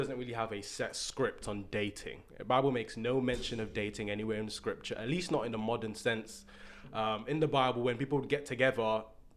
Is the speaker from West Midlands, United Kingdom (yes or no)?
yes; Birmingham, West Midlands, United Kingdom; now in Manchester, United Kingdom; I'm from Birmingham, 0121, Berms on my back, the West Midlands. I live in Manchester now